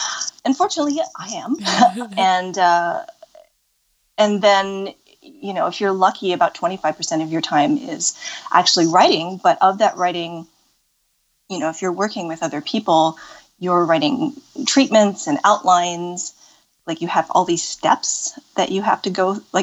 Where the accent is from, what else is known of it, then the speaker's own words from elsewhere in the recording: Pacific Northwest, United States; also born or lived in Los Angeles; I grew up in the Pacific Northwest.